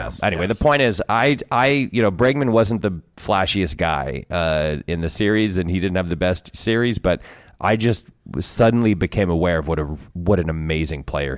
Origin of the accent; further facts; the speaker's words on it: West Hartford, Connecticut, United States; I grew up in West Hartford.